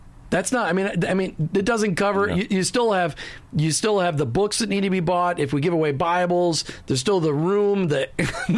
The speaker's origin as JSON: {"language": "English", "region": "Minnesota", "country": "United States", "tie": "born or raised there", "said": "I grew up in Minnesota, where basketball is just a pastime"}